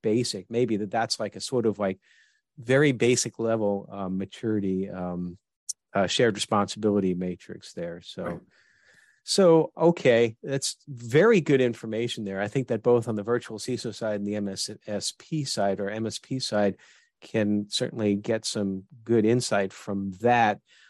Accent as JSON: {"language": "English", "region": "New York", "country": "United States", "moved": "yes", "said": "I'm originally from New York"}